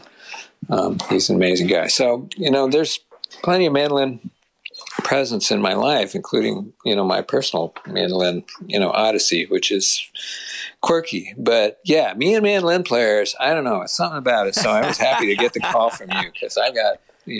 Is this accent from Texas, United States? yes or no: no; California, United States; also born or lived in Boston area, Massachusetts; now in Nashville, United States; because I grew up in California and I love the West Coast